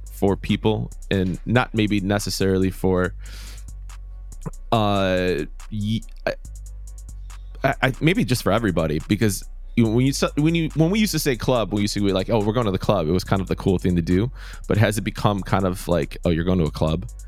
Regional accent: Chicago, Illinois, United States; I'm from Chicago

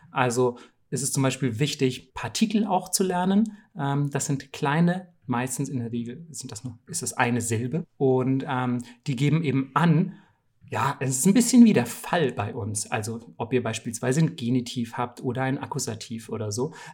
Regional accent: Bamberg, Bavaria, Germany; ich komme ja aus Bamberg. Ähm, das ist eine relativ kleine Stadt in, in Bayern.

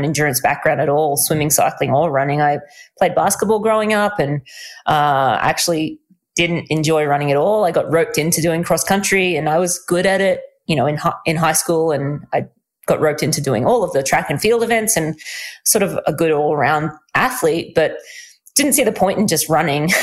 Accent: Australia; I am Australian

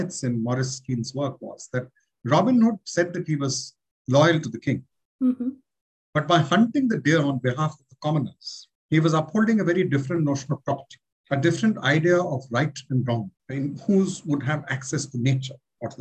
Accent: Delhi, India; I grew up in Delhi in the late 60s, 70s into the 80s

